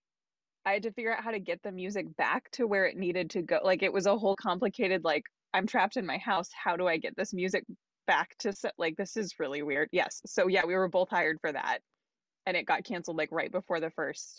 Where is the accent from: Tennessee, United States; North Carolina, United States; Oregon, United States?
Oregon, United States; Portland; also born or lived in Tucson; I grew up in Portland, so I have strong roots here. I went away for school, obviously, as most of us do, and then moved back in about 2016 after I finished my doctorate.